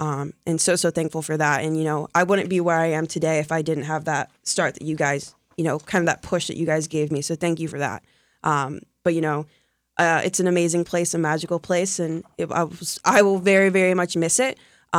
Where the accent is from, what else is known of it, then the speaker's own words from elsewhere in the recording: Ohio, United States; moved away as an adult; now in Polk County; I came down here from Ohio, and so it's only me.